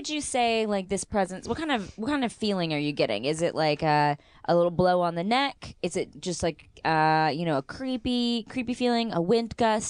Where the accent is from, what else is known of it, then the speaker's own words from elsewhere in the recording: California, United States; as a Californian, you are definitely judged if you're doing too much stuff with water.